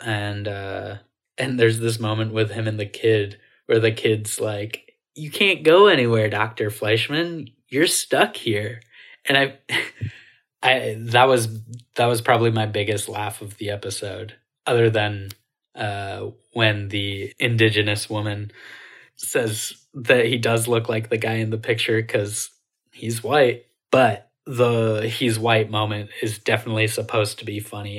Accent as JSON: {"language": "English", "region": "rural Maine", "country": "United States", "tie": "born or raised there", "said": "I grew up in rural Maine in the nineties"}